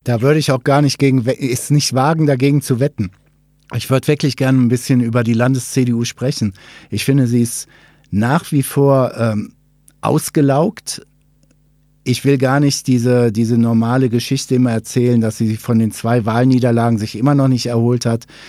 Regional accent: Ruhr area, North Rhine-Westphalia, Germany; moved away; Ich habe ja nicht so einen wirklich schwäbischen Unterton in der Stimme. Ich komme aus dem Ruhrgebiet

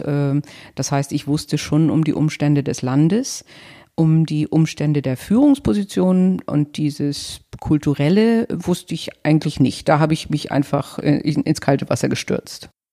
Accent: Northern Germany, Germany; also born or lived in Paris / London / the Midlands / Nigeria; als Norddeutsche

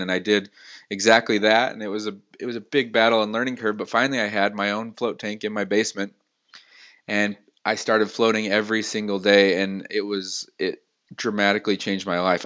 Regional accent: Salt Lake City, Utah, United States; also born or lived in Los Angeles / San Francisco; born and raised in Salt Lake

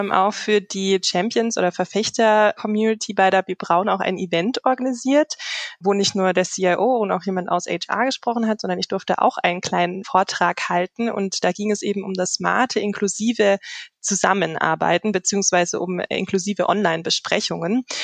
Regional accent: Karlsruhe, Baden-Württemberg, Germany; Äh, also ich komme ursprünglich

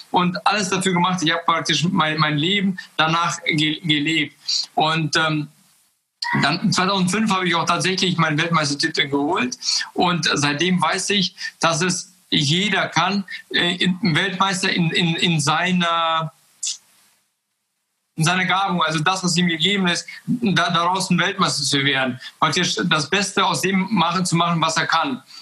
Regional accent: Kazakhstan; now in Germany; wir sind ja äh, 95 aus Kasachstan gekommen aus einem kleinen Dorf. Und dann kam ich nach Deutschland und habe ganz viele Möglichkeiten hier gesehen.

